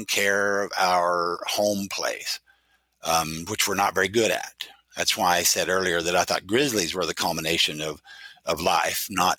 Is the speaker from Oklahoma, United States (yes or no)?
yes; Oklahoma, United States; now in Idaho, United States; I grew up in Oklahoma, a very conservative state